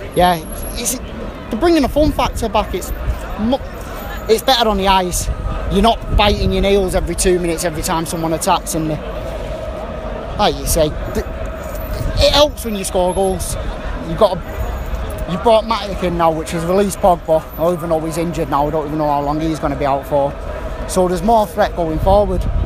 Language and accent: English; Manchester, North West England, United Kingdom; Me, Manchester.